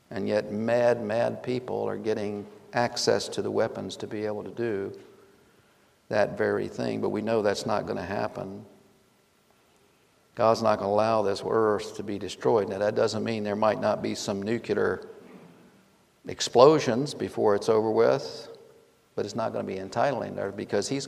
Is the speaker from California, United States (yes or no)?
no; Fort Meade, Maryland, United States; born there; I was born in Fort Meade, Maryland.